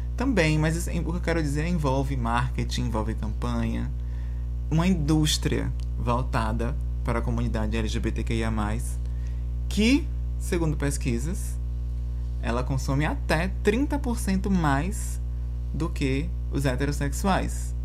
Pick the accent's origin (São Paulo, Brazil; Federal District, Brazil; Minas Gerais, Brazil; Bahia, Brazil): Bahia, Brazil; moved away; vindo de onde eu vim, da Bahia